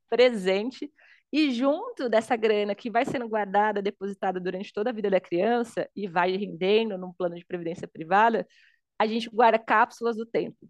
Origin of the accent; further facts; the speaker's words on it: Suzano, São Paulo, Brazil; also born or lived in Itaim Paulista, São Paulo; eu sou de São Paulo, hoje eu tenho 33 anos, nasci na, na periferia da Zona Leste de São Paulo, é, filha de um pai potiguar, uma mãe pernambucana, nordestinos, foi a primeira geração paulista, não sou paulistana, nasci em Suzano